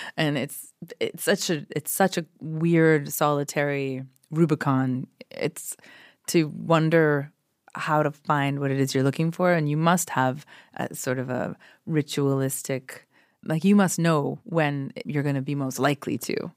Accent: Canada; moved away as an adult; also born or lived in Toronto; now in Los Angeles, United States; I'm so Canadian

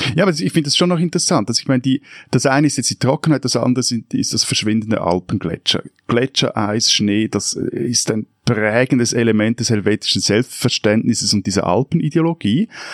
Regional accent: Lake Zurich, Switzerland; ich bin in einer Gemeinde am Zürichsee aufgewachsen

